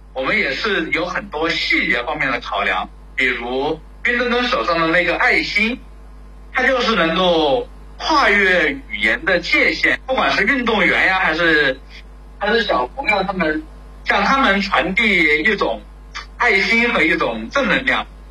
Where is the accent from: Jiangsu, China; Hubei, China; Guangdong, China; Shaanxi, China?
Hubei, China; moved away; 我作为一个湖北人，也是，永远是非常希望能够以后能够为家乡的建设去争专添瓦的